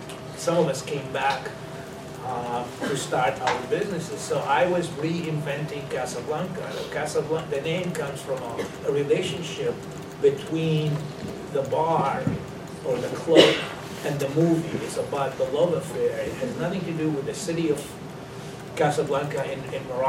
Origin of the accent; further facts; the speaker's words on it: Damascus, Damascus Governorate, Syria; moved away as an adult; also born or lived in Palestine / Waterville, Maine / Boston area; now in Boston, United States; I was born in Palestine, but I grew up in Damascus, Syria. Came to this country in the mid-60s to go to college in Maine.